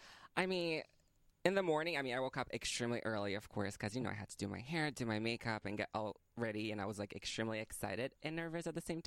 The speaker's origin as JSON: {"language": "English", "country": "Brazil", "lives_now": "Boston, United States", "said": "I'm from Brazil, but I live in Boston."}